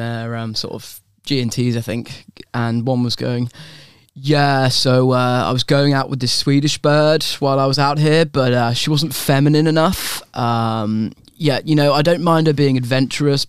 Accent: England, United Kingdom; I'm an English person there as well

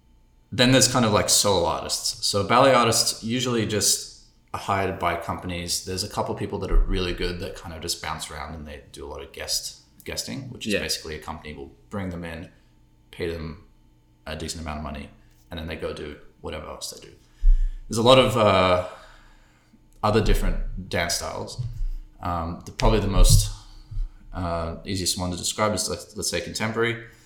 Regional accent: Australia; moved away as an adult; also born or lived in London, United Kingdom / Munich, Germany; So I was born in London. We moved to Munich for like 5 years, and I started dancing flamenco, which is like a type of Spanish dance. And then we moved to Australia, and I was there until I was 18

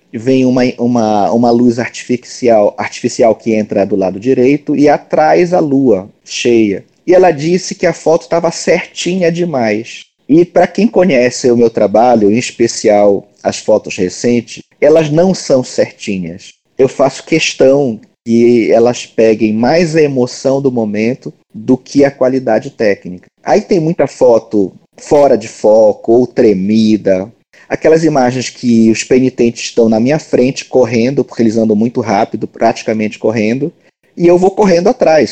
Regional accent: Belém, Pará, Brazil; eu nasci é, em Belém do Pará, moro aqui até hoje

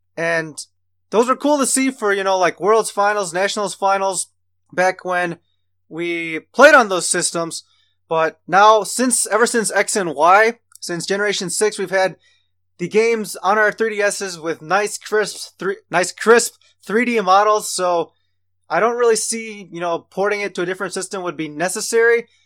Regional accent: United States; we're all from Amer-, from America

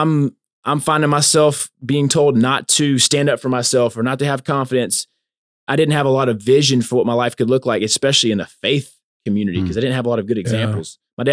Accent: Louisiana, United States; So I'm Cajun, man. I got that Cajun.

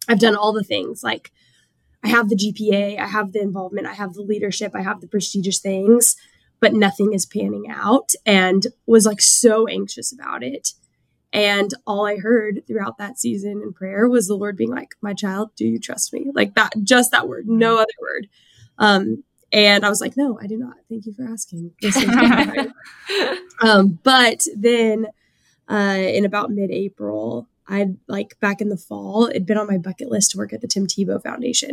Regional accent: small town south of San Antonio, Texas, United States; I grew up in a really small town, south of San Antonio, like classic small town Texas, born and raised, have been in Texas my whole life

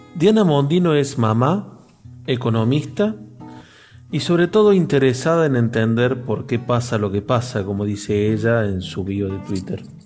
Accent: Córdoba, Argentina; somos cordobeses

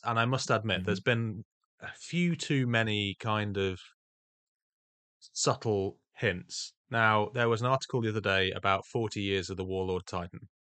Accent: England, United Kingdom; Lieutenant, come on, dude, we're English.

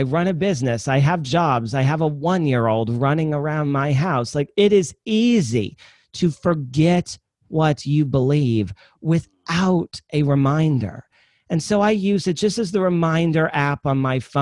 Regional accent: Midwest, United States; I'm from the Midwest. I kind of talk slow

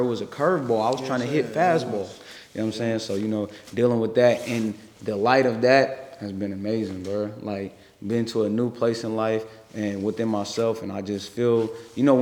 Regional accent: San Francisco, California, United States; I grew up in the city. I grew up on Hayden Webster. That's Page Street. And then at 11, I moved to Hunters Point, lived on Garlington.

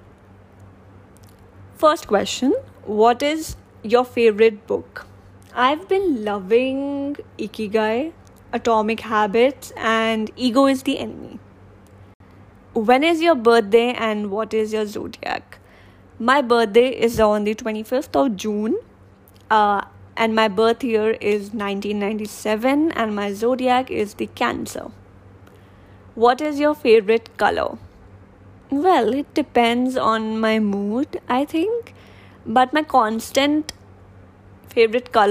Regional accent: Delhi, India; I am from Delhi and I'm 24 years old.

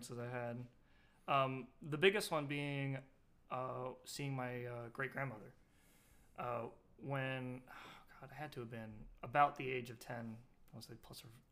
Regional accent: Poplar Grove, United States; also born or lived in Portland, Oregon; I've been living in Poplar Grove my entire life

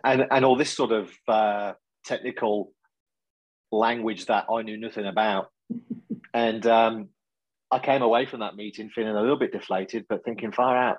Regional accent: Coventry, West Midlands, United Kingdom; now in Australia; you'll probably gather from my accent, not a local boy to Australia. So originally from the UK, a place called Coventry in central England

